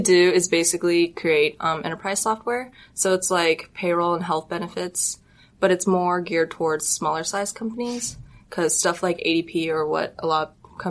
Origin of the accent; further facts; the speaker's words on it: Arcadia, California, United States; I'm from Arcadia.